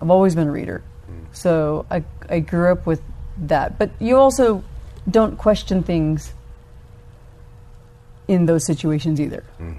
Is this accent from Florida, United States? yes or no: no; Alabama, United States; also born or lived in Georgia / Kansas / Germany; I was born in Alabama, and I spent most of my upbringing in the South, but we lived all over. Mm-hmm. Kansas, West Point Military Academy. I ended up graduating high school over in Germany. Mm-hmm. So kind of those three places, mostly Georgia, Alabama.